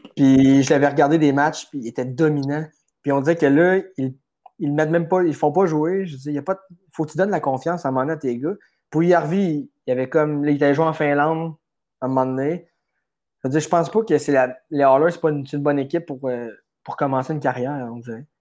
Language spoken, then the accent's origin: French; Quebec, Canada; je suis, je suis Québécois pareil, puis ça, ça change rien que j'aime, j'aime habiter au Québec quand même